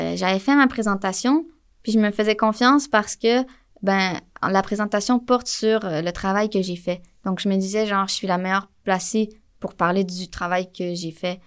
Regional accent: Montreal, Quebec, Canada; also born or lived in Jonquière; je viens de Montréal

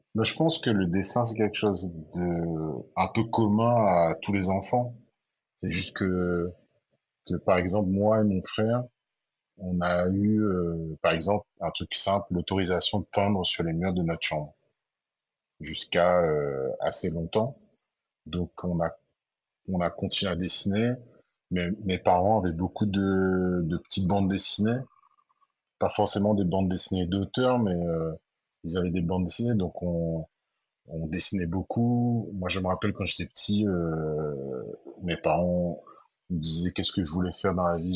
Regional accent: Saint-Denis, Réunion; also born or lived in Sainte-Suzanne, Réunion; Moi, je suis de Saint-Denis, mais quand j'étais petit, mes parents sont partis habiter à saint uzanne Mais je suis resté quand même très très ancré dans Saint-Denis parce que j'ai été euh, scolarisé à Saint-Denis

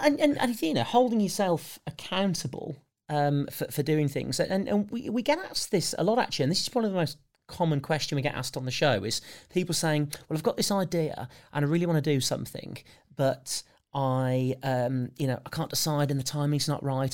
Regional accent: United Kingdom; because we're British

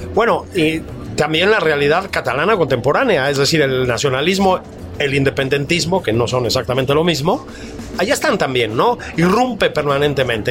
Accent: Mexico; hijos del exilio, nietos del exilio español, que nacimos en México

